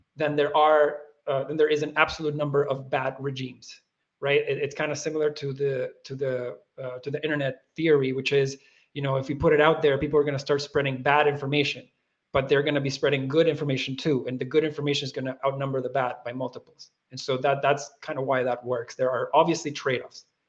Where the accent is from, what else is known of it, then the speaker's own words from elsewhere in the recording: Venezuela; as Venezuelans